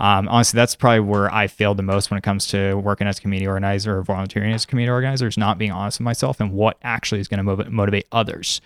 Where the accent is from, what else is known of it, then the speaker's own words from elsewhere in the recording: San Diego, California, United States; now in Seattle, United States; I grew up in San Diego, California, currently a mover based in Seattle